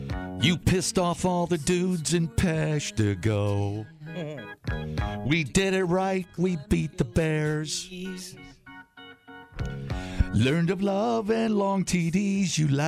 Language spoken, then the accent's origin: English; Canada; Canadians. I'm a Canadian.